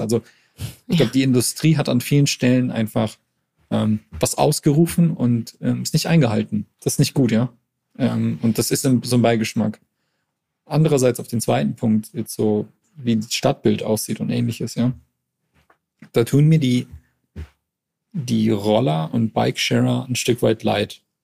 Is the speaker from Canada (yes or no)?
yes; Montreal, Quebec, Canada; now in Berlin, Germany; ich komm aus Montreal, also ist, eine, ist eine Großstadt